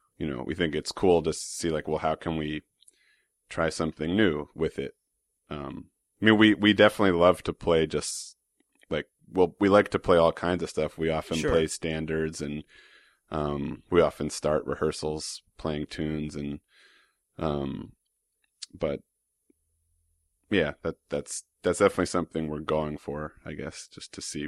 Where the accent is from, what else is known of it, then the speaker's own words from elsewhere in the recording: New York City, New York, United States; I was fortunate to grow up in Manhattan